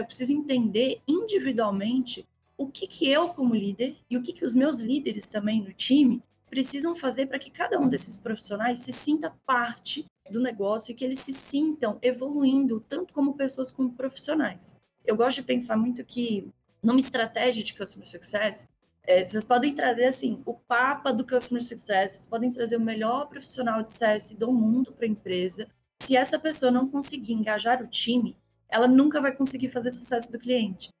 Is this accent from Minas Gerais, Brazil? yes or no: yes; Belo Horizonte, Minas Gerais, Brazil; accent: mineiro; Se meu sotaque não tiver entregado ainda, eu sou mineirinha, né, lá de BH.